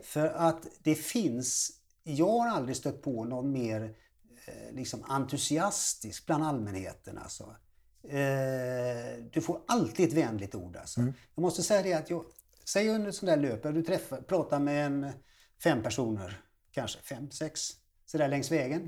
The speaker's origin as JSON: {"language": "Swedish", "town": "Gothenburg", "region": "Västra Götaland", "country": "Sweden", "tie": "born or raised there", "said": "jag är född i Göteborg alltså och eh, uppvuxen i Göteborg"}